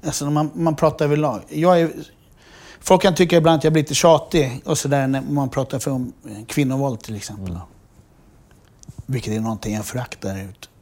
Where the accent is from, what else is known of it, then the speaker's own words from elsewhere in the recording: Sweden; när vi växte upp i Dalen